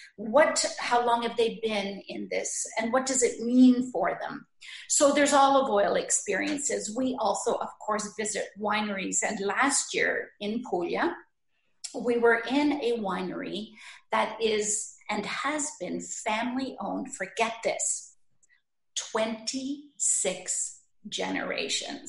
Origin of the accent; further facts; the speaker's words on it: Sault Ste. Marie, Ontario, Canada; moved away; my heart takes me back to Sault Ste. Marie, where I was born and ah, raised